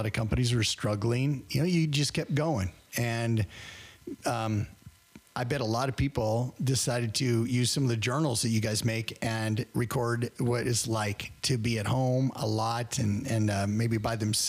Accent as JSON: {"language": "English", "town": "Worland", "region": "Wyoming", "country": "United States", "tie": "born or raised there", "said": "I grew up in Worland, Wyoming, which is really close to Lovell, Wyoming"}